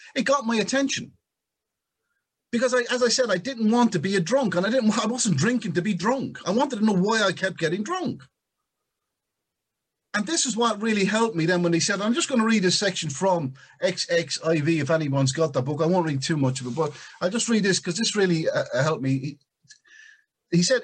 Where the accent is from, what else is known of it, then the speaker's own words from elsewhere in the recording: Ireland; I was Irish when it came out of my mother's womb